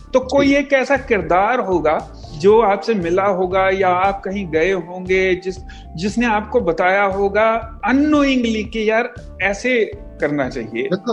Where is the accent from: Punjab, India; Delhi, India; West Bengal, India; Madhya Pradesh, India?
Punjab, India; Malerkotla; moved away as an adult; now in Mumbai, India; मैं जहाँ से हूँ मेरा जो पंजाब में नेटिव प्लेस है मलेर कोटला